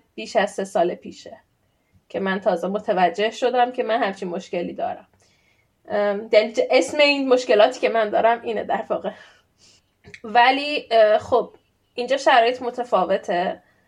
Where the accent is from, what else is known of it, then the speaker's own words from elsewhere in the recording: Iran; moved away as an adult; now in Sweden; الان ساکن خارج از ایرانم ساکن سوئدم